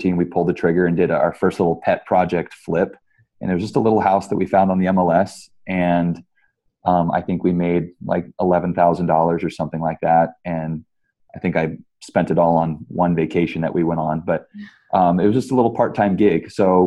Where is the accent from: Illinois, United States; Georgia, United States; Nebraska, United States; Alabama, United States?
Nebraska, United States; Omaha; also born or lived in California; I grew up here in Omaha, Nebraska